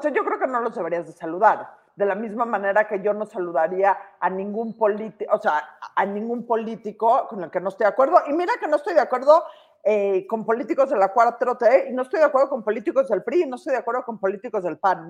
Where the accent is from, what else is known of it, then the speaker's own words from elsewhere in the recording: Mexico; como mexicanos